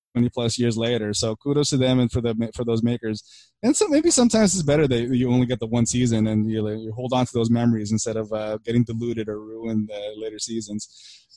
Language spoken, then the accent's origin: English; Burbank, California, United States; also born or lived in Philippines; I grew up in Burbank.